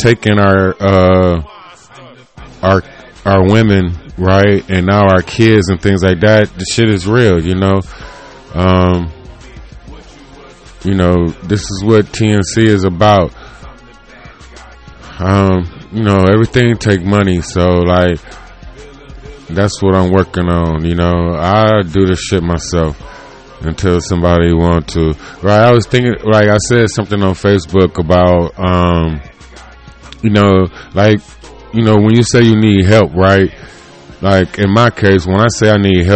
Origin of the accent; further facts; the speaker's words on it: Cleveland, Ohio, United States; I'm from Cleveland.